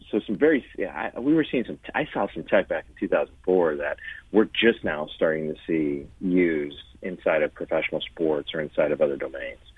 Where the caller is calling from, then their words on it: Los Angeles, California, United States; Los Angeles.